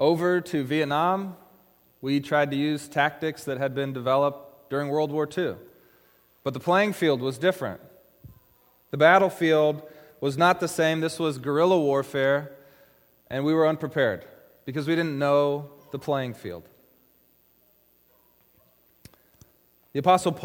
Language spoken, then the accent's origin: English; Issaquah, Washington, United States; In high school, I grew up over in Issaquah